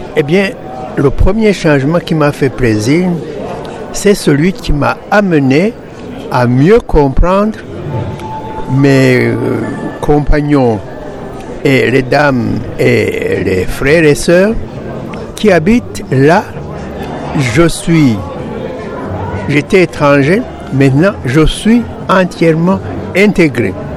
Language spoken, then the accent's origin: French; Burundi; now in Canada; Je suis originaire du Burundi